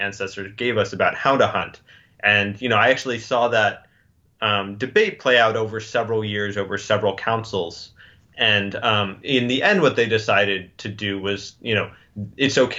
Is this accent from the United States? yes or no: yes; United States; I'm an American and I have an extraordinarily different background